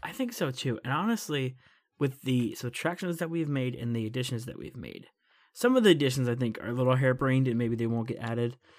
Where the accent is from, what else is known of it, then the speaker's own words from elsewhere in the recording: United States; as an American